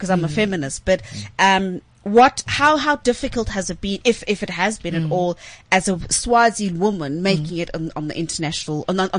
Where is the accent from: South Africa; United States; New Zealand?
South Africa; it's embarrassing for me as a South African.